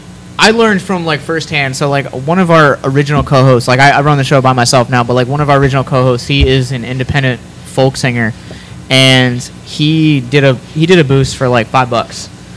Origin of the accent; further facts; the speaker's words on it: Chambersburg, Pennsylvania, United States; I'm not from Hagerstown. I'm from Chambersburg.